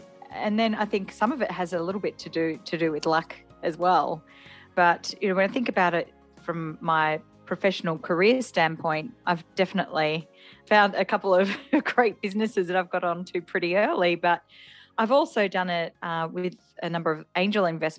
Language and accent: English; Melbourne, Victoria, Australia; Gosh, we're going back quite a while because I'm turning 50 this year, so I don't mind if I say my age. So in Melbourne